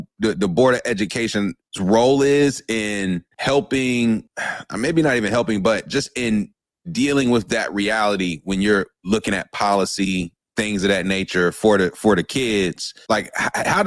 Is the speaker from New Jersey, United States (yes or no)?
no; Durham, North Carolina, United States; growing up in Durham, as a local who grew up in Durham